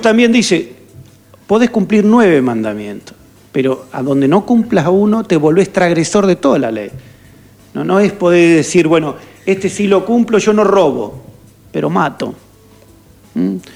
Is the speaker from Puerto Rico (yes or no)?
no; Argentina